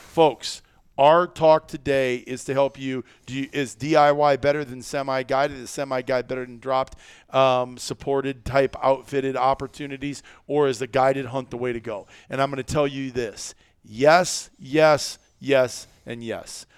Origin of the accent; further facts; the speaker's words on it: Midwest, United States; we're from the Midwest